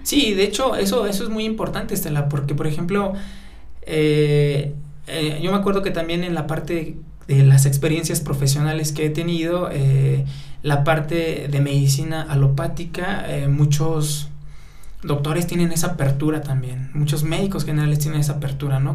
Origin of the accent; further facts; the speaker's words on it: Atlacomulco, State of Mexico, Mexico; soy originario de Atlacomulco, Estado de México, de una comunidad totalmente eh, mazagua y que se llama Chosto de los Jarros